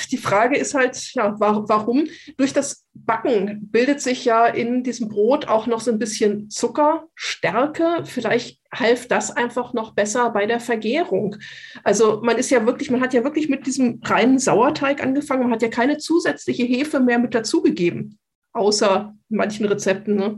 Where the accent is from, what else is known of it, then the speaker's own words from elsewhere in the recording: Kassel, Hesse, Germany; now in Munich, Germany; ich komme ursprünglich aus dem Kasseler Bereich